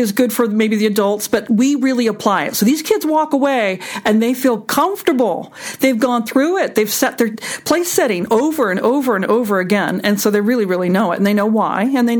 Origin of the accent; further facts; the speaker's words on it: East Coast, United States; We're all from the East Coast. You know, we all know the same rules.